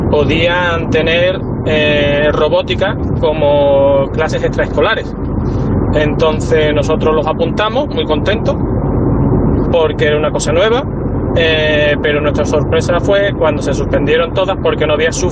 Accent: Badajoz, Extremadura, Spain; Muy bonita mi tierra.

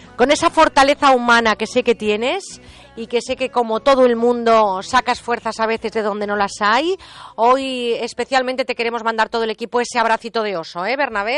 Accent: Mediterranean coast, Spain; aquí en mi tierra, desde donde hacemos este programa, porque huele a Mediterráneo, huele a Brea, estamos en esta costa del Mediterráneo

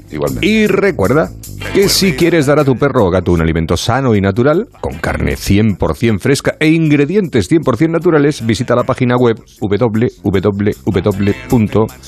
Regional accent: El Álamo, Community of Madrid, Spain; mi pueblo, a nuestro pueblo, el Álamo

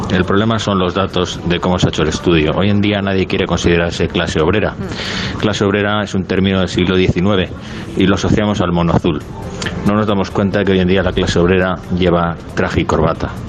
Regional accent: Madrid, Community of Madrid, Spain; Pero me crié en San Fermín, un barrio de la periferia sur de Madrid. Y en mi familia no hay ningún tipo de contacto con el mundo cultural ni nada que se le parezca.

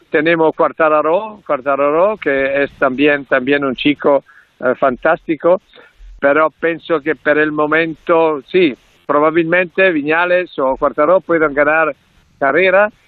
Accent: Italy; Spanish is a second language

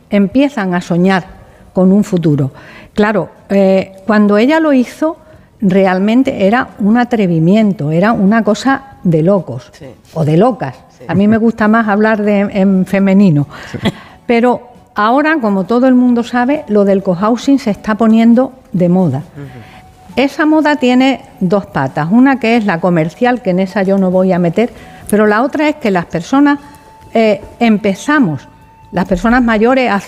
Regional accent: Seville, Andalusia, Spain; Eh, yo vengo de Sevilla y antes he, pertenecido a un proyecto

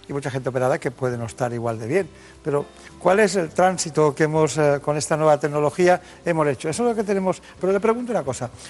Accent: Balearic Islands, Spain; born there; nosotros también nacimos en Mallorca

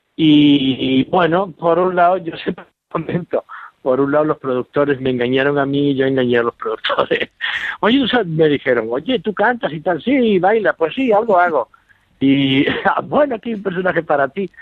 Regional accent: Manzanilla, Andalusia, Spain; moved away; los recuerdos de mi pueblo

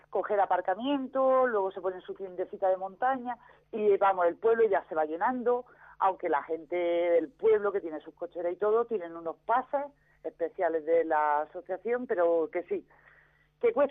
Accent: Alicante, Valencian Community, Spain; yo, yo, mira, yo soy alicantina, pero prefiero traer lo de la tierra.

